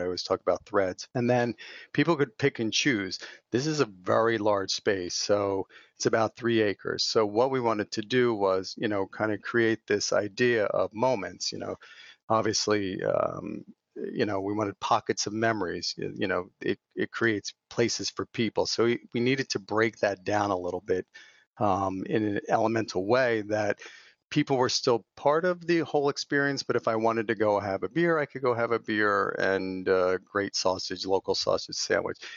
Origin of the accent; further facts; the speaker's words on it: not too far outside of Philadelphia, Pennsylvania, United States; I grew up out here on the East Coast and not too far outside of Philadelphia